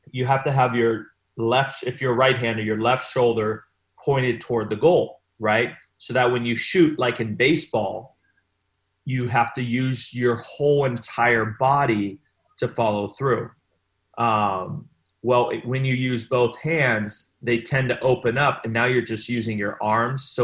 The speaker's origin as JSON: {"language": "English", "town": "Long Beach", "region": "California", "country": "United States", "also_born_or_lived": "Rio de Janeiro, Brazil / Milan, Italy", "said": "So I'm from Long Beach."}